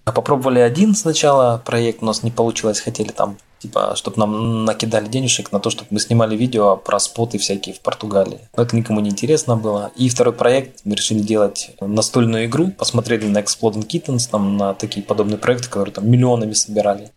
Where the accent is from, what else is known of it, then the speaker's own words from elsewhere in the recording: Taganrog, Rostov Oblast, Russia; moved away as an adult; now in Algarve, Portugal; мы из Таганрога